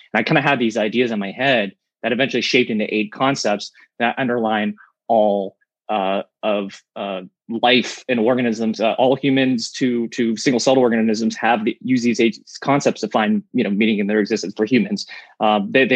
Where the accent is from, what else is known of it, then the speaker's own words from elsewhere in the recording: Pittsburgh, Pennsylvania, United States; I'm from Pittsburgh